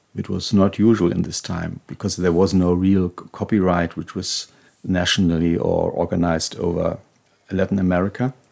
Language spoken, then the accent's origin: English; Hanover, Lower Saxony, Germany; Hanover, my hometown